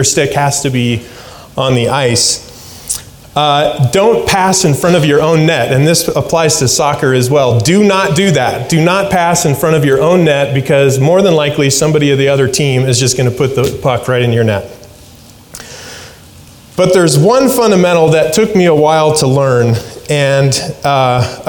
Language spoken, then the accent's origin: English; Alaska, United States; moved away; I grew up in Alaska